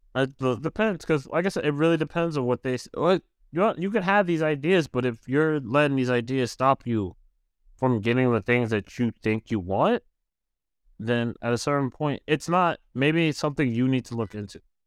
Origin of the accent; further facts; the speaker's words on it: New York, United States; as a New Yorker